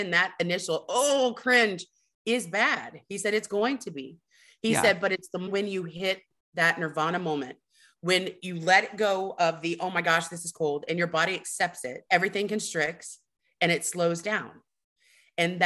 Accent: Houston, Texas, United States; I'm from Texas. I'm from the Gulf Coast

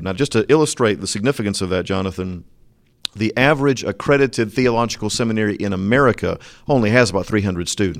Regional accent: Florida, United States; moved away; I'm very proud of my home state

